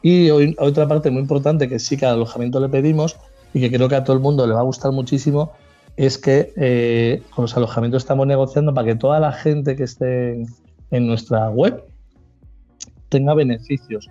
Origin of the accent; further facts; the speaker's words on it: Cantabria, Spain; Dentro de mi tierra